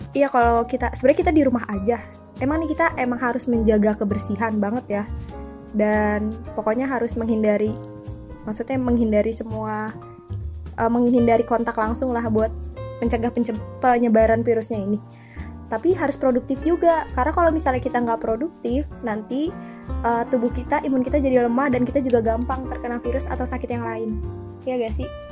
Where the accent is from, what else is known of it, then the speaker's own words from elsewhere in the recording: Bogor, West Java, Indonesia; gue sendiri kan SMA di Dramaga nih Karen nah itu tuh emang polusi banget dan Bogor tuh panas banget gue tuh asli Bogor